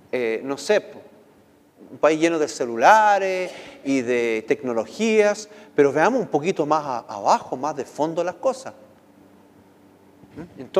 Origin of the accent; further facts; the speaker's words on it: United States; ustedes saben que viví, nací en Estados Unidos, viví muchos años allá